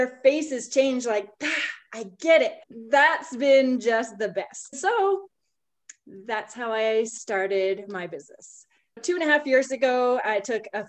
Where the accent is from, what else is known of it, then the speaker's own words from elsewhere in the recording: Saskatchewan, Canada; moved away as an adult; also born or lived in Calgary; I grew up in Saskatchewan and I was on a grain farm.